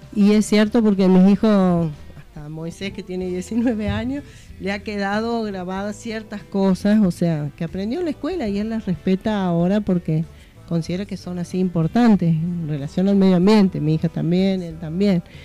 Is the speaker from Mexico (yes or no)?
no; La Pampa, Argentina; moved away; allá de donde yo vengo en La Pampa era así